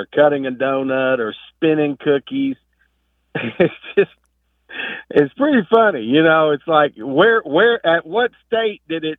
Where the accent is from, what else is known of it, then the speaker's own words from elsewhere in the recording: the South, Kentucky, United States; growing up in the South